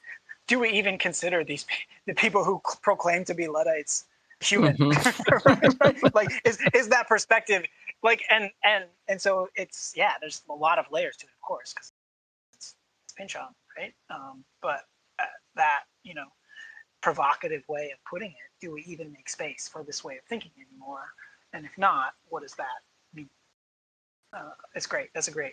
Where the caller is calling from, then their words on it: Illinois, United States; I'm coming from Illinois, so I guess that's what I mean when I say we.